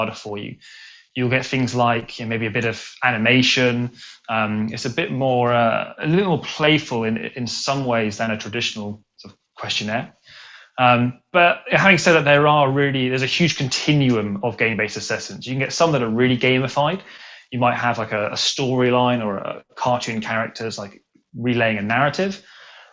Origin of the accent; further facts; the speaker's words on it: England, United Kingdom; moved away as an adult; now in Sydney, Australia; I grew up in England, but I moved out to Sydney about a year and a half ago